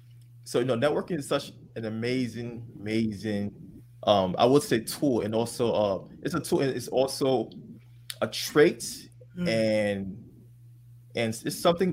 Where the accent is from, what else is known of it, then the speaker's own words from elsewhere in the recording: New York, United States; You know, I'm a New Yorker as well.